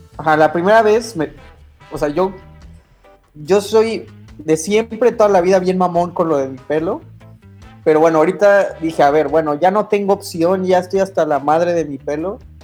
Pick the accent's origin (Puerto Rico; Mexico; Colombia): Mexico; now in Canada; soy de México